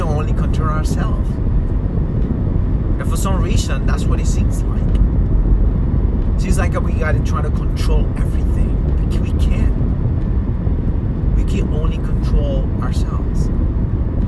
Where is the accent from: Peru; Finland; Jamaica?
Peru; moved away; I was growing up in Peru, the kids that I grew up